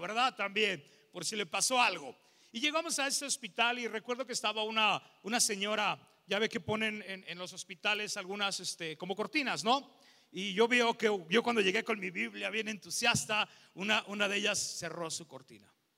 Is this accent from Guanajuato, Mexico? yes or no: yes; León, Guanajuato, Mexico; Soy de León, Guanajuato